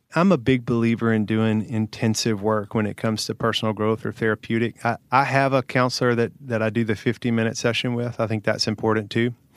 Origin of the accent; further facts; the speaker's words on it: Hohenwald, Tennessee, United States; Little small town here in the south, about okay. an hour and a half, town called Hohenwald.